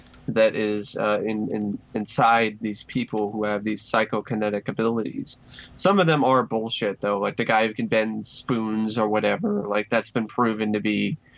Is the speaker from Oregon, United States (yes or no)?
yes; Oregon, United States; I grew up in Oregon.